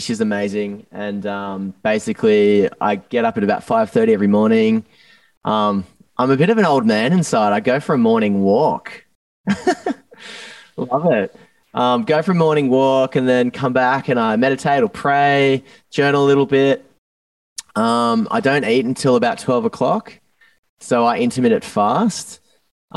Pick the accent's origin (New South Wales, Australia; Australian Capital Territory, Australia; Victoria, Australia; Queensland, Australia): New South Wales, Australia; Newcastle; moved away; growing up in Newcastle